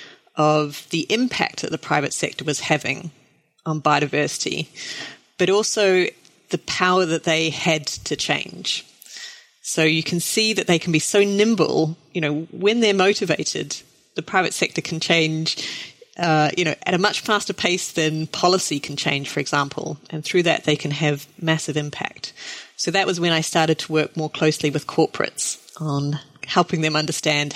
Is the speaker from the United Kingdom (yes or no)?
no; New Zealand; I grew up in New Zealand